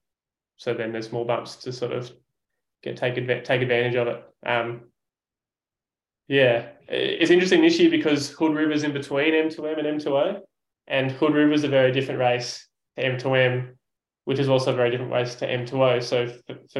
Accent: Sydney, New South Wales, Australia; As an Aussie

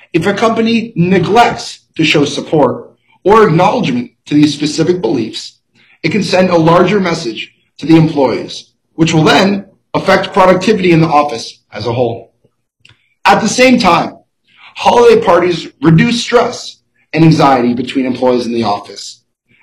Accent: Boston, Massachusetts, United States; I am from Boston, Massachusetts

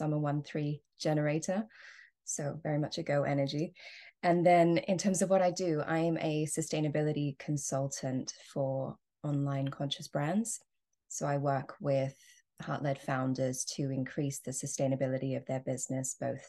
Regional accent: Australia; So I am Australian, and even though I don't sound it, and growing up in Australia, I was very connected to the bush and nature.

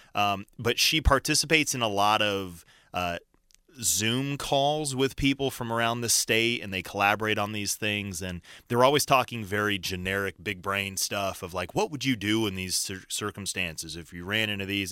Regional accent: Colorado Springs, Colorado, United States; also born or lived in Boise, Idaho; I grew up in Colorado Springs.

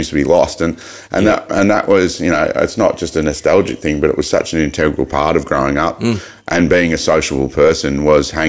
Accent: Mildura, Victoria, Australia; we quickly moved out to the um, King's Billabong um, in Cook Street, and grow- yep. growing up on the Billabong and having nature at your doorstep was was pretty unbelievable.

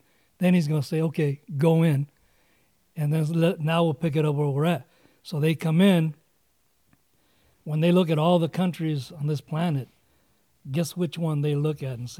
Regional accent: United States; I love this country, being born here, my parents, and then just being an American.

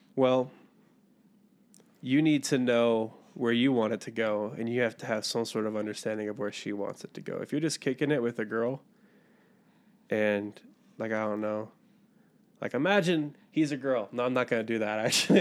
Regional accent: Western Maryland, United States; moved away as an adult; also born or lived in Brazil / San Bernardino, California; now in Provo, United States; I'm from Western Maryland, middle of nowhere, out here in Provo now, going to school

